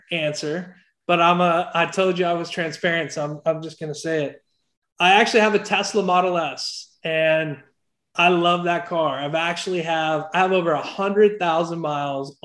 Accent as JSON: {"language": "English", "town": "Oklahoma City", "region": "Oklahoma", "country": "United States", "tie": "born or raised there", "said": "I grew up in Oklahoma City, right outside Oklahoma City."}